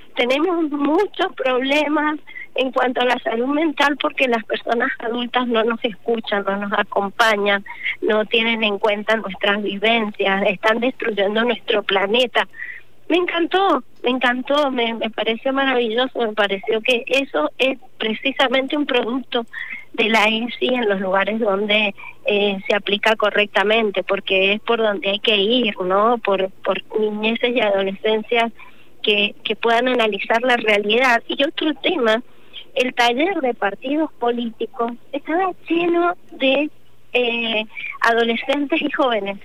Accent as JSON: {"language": "Spanish", "region": "Mendoza", "country": "Argentina", "said": "yo soy de Mendoza"}